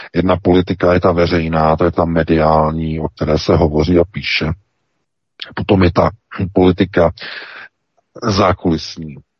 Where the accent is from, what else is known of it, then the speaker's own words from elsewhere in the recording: Czechia; now in Germany; my Češi